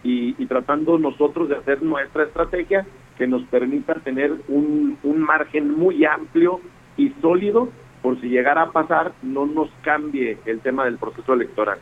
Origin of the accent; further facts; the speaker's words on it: Durango, Mexico; así somos los duranguenses